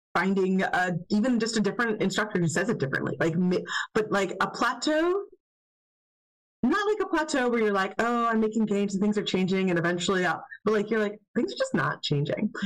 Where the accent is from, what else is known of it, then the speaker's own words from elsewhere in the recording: United States; as an American